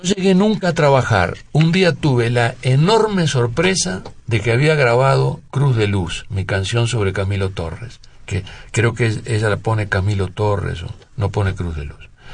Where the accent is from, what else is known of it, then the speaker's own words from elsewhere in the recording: Uruguay; moved away as an adult; also born or lived in France; yo como uruguayo